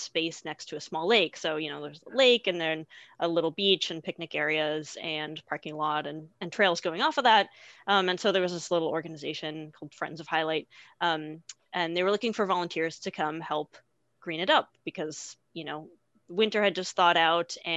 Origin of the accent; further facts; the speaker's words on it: Massachusetts, United States; moved away as an adult; also born or lived in Burlington, Vermont / Bozeman, Montana; I grew up in Massachusetts